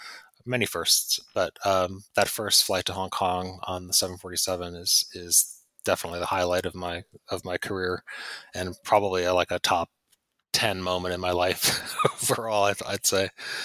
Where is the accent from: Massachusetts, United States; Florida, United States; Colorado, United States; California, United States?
Massachusetts, United States; Pittsfield; moved away; also born or lived in London; when I was a kid growing up in Pittsfield